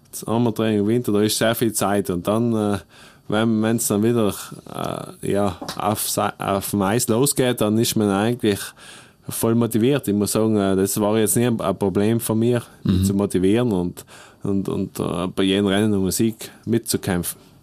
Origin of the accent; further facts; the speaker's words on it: South Tyrol, Trentino-Alto Adige, Italy; Südtirol ist einfach meine Heimat